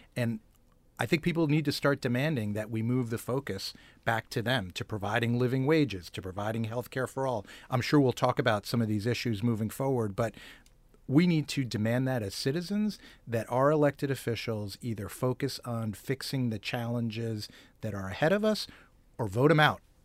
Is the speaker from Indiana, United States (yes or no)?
no; Bogota, New Jersey, United States; moved away; also born or lived in Manhattan, New York / Bronx, New York; I grew up in Bergen County, New Jersey